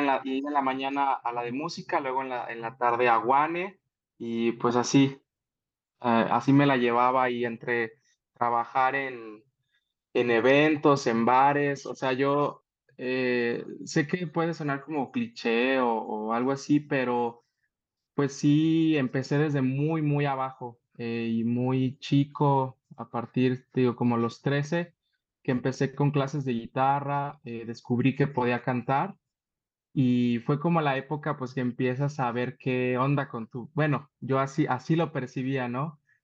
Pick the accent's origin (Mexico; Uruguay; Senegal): Mexico; Saltillo, Coahuila; moved away as an adult; now in Mexico City, Mexico; soy originario de Saltillo. Allá en Saltillo, pues todas las, toda mi preparación educativa la, la tuve allá